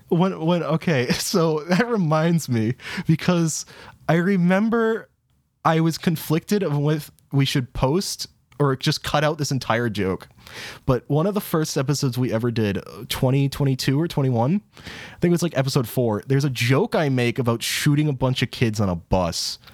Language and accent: English; New England, United States; I'm from New England, so I have to watch the Ted Show